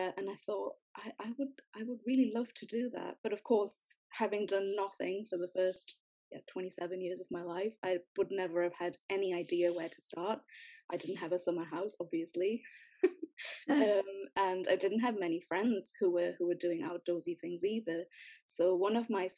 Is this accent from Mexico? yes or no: no; Newcastle upon Tyne, North East England, United Kingdom; moved away as an adult; also born or lived in Sweden; I'm from Newcastle, but because I'm brown-skinned, people always want to know, so I am Indian.